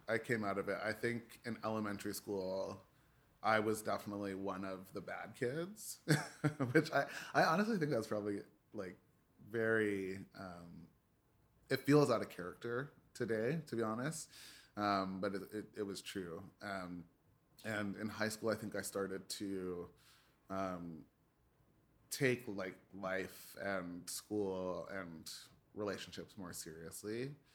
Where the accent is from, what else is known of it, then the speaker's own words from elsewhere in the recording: Toronto, Ontario, Canada; I was born in Scarborough General, um, and the earliest part of my life was, uh, in Scarborough.